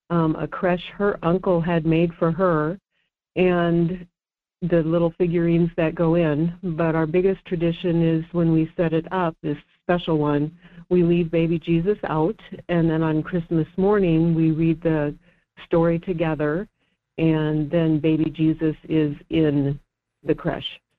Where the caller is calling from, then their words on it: Fairbanks, Alaska, United States; from Fairbanks.